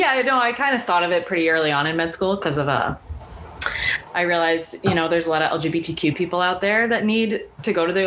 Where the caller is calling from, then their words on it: Milwaukee, Wisconsin, United States; I'm calling you from Milwaukee, actually.